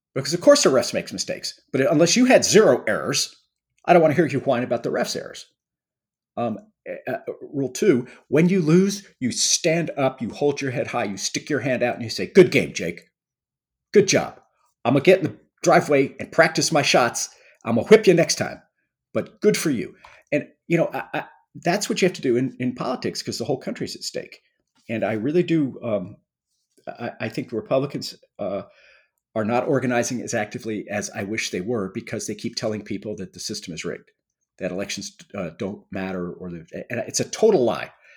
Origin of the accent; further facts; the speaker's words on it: Missouri City, Texas, United States; I grew up in a small town, Missouri City, Texas, which has become a suburb of Houston